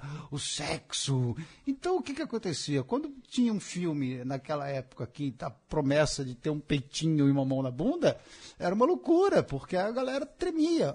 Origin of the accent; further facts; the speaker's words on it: São Paulo, Brazil; quando eu era criança pequena lá na Penha